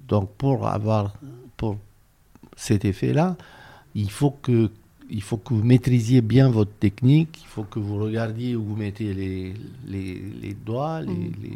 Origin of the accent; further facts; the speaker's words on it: Romania; moved away as an adult; also born or lived in France; je suis né en Roumanie, que j'ai vécu là toute ma jeunesse